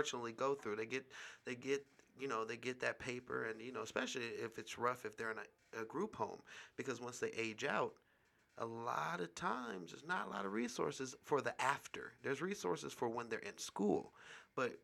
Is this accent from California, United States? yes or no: yes; Richmond, California, United States; now in Las Vegas, United States; I'm from Richmond, California.